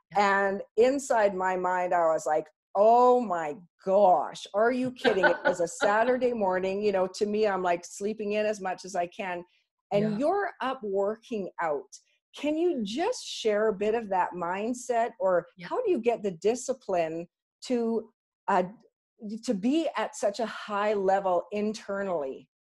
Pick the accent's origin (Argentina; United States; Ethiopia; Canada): Canada; we're so Canadian